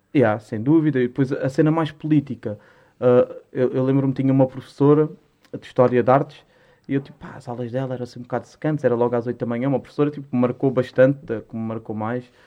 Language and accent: Portuguese; Lisbon, Portugal; also born or lived in Musgueira, Lisbon; Eu, eu nasci na Mesgueira. Uhum. Nasci na Mesgueira Norte, só que, pá, eu pouco me lembro da Mesgueira. A Mesgueira foi abaixo em 2000, para aí. Eu tinha dois, tinha três anos. E hum, e depois fui ali para a Alta de Lisboa, para a Cruz Vermelha